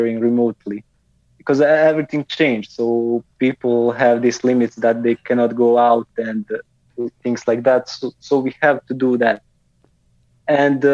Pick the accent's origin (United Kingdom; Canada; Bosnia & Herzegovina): Bosnia & Herzegovina; I'm originally from Bosnia and Herzegovina.